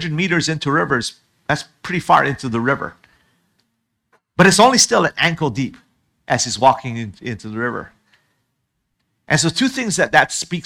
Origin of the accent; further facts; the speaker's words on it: Hawaii, United States; I'm from Hawaii.